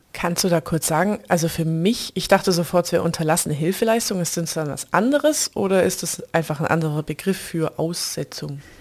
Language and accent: German; near Tübingen district, Baden-Württemberg, Germany; moved away; in die Nähe meiner alten Heimat, in den Kreis Tübingen